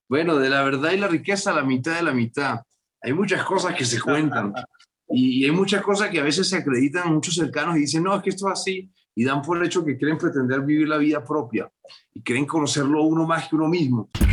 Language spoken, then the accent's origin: Spanish; Venezuela; moved away as an adult; now in Bogotá, Colombia; Salí de Venezuela hace 25 años y hace como 12 que no, que no vuelvo a, Venezuela